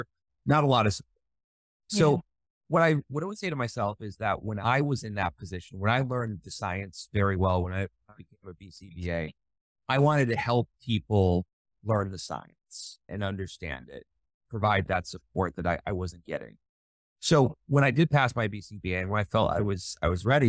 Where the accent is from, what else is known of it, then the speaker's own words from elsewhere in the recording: Northern New York, United States; moved away as an adult; also born or lived in Western Massachusetts; now in Dubai, United Arab Emirates; I grew up in Northern New York.